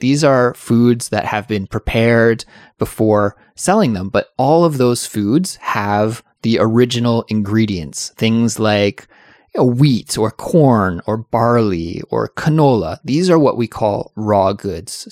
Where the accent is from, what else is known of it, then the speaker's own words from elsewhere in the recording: Canada; I'm from Canada